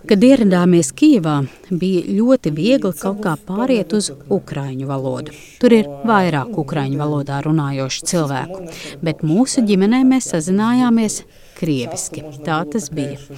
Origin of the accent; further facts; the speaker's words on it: Riga, Latvia; now in Germany; Ar dažādām filmām, kuras skatījos bērnībā, Rīgā no padomu laikiem par karu.